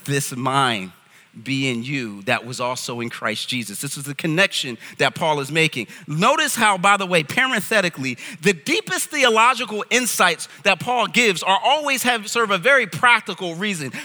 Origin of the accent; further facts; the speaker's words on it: United States; I'm from America